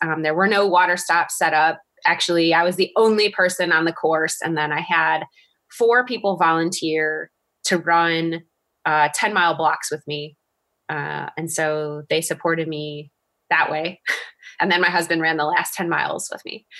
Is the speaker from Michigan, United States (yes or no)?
yes; Detroit, Michigan, United States; it's my hometown race